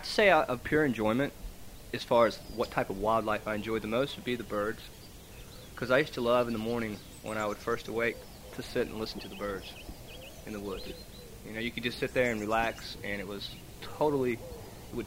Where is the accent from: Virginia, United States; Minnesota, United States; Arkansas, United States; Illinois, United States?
Virginia, United States; I'm from Virginia, so I have already done a lot of hiking in Virginia.